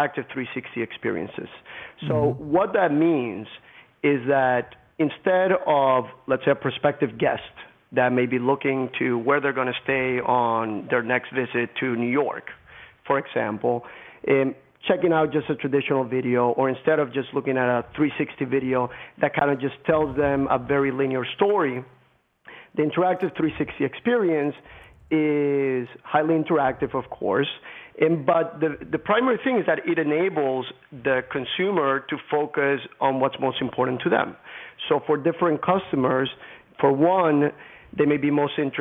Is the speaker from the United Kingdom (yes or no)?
no; Colombia; moved away; I grew up in Colombia, the country in Latin America